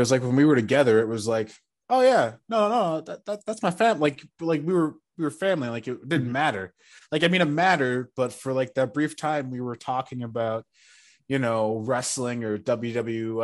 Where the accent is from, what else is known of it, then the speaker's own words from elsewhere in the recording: New York, United States; we're from New York.